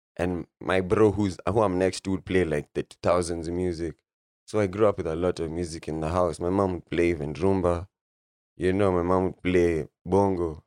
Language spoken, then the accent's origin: English; Nairobi, Kenya; also born or lived in Isiolo; I'm from Nairobi, Lang'ata, Nairobi.